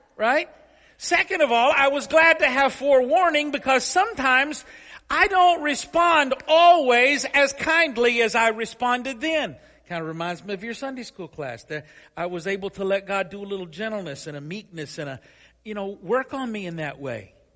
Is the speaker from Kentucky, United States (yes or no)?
yes; Paris, Kentucky, United States; my hometown of Paris, Kentucky